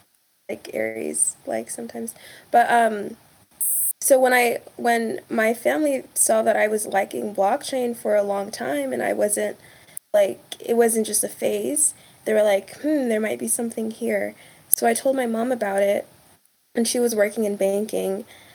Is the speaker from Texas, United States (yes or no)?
yes; Texas, United States; I grew up in Texas, but family's from Kenya.